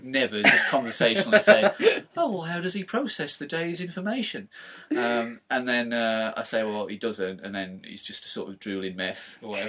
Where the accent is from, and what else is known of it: Dudley, West Midlands, United Kingdom